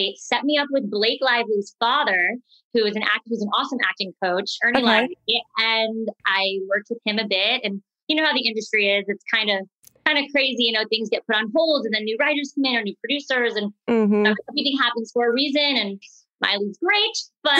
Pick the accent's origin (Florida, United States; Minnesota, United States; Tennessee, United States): Florida, United States; moved away as an adult; also born or lived in New York; now in Los Angeles, United States; My family is like a very East Coast, like very New York Italian cultured family, but they moved to Florida and that's where everyone is now